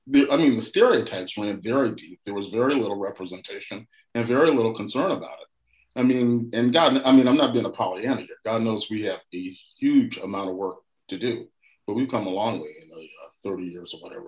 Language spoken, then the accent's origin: English; Miami, Florida, United States; born or raised there